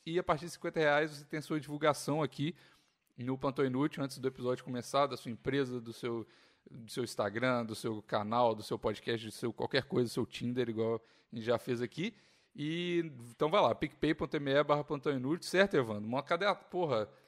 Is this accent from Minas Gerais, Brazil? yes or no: yes; Belo Horizonte, Minas Gerais, Brazil; moved away; also born or lived in Curvelo; Eu mudei Belo Horizonte muito cedo